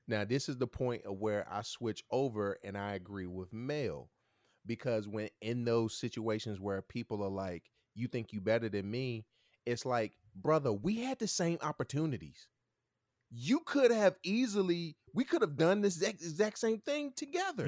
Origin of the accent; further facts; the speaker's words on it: Martinsville, United States; I'm from Martinsville too